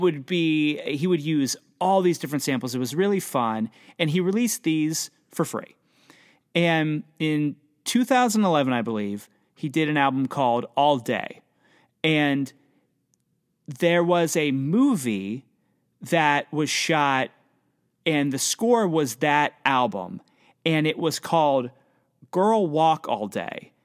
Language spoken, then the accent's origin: English; Pennsylvania, United States; I'm from Pennsylvania